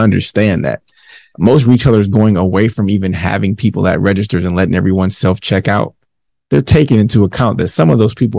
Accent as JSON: {"language": "English", "town": "Detroit", "region": "Michigan", "country": "United States", "said": "I'm from 7 miles"}